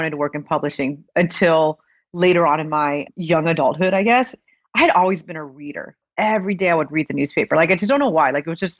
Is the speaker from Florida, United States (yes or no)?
yes; Florida, United States; North Florida.